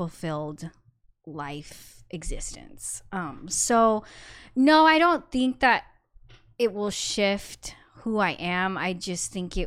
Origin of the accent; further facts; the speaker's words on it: United States; growing up in America